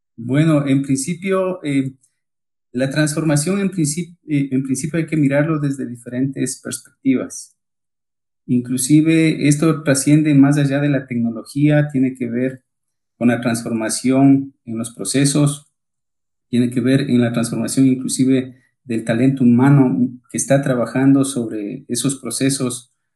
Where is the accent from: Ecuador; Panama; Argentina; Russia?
Ecuador; accent: Ecuadorian; moved away as an adult; now in Colombia; como escucharán mi tono de voz, soy ecuatoriano